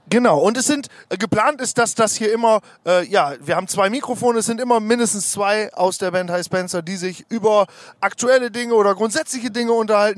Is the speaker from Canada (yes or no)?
no; Osnabrück, Lower Saxony, Germany; wir kommen aus Osnabrück